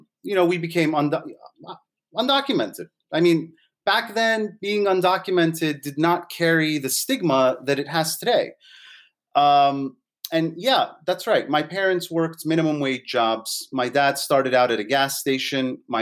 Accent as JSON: {"language": "English", "country": "United States", "tie": "born or raised there", "said": "Growing up in the United States, you have to think about everything that I went through as a millennial, right? I'm one of the first millennials."}